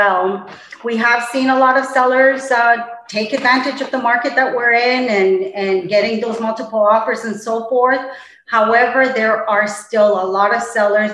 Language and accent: English; Toronto, Ontario, Canada; moved away; also born or lived in Colombia; I was born originally in Colombia, South America. I grew up in Toronto, Canada